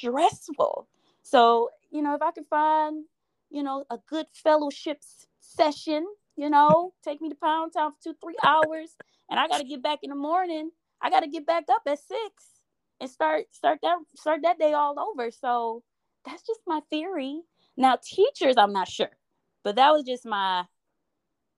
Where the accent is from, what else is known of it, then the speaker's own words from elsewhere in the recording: Detroit, Michigan, United States; I'm from Detroit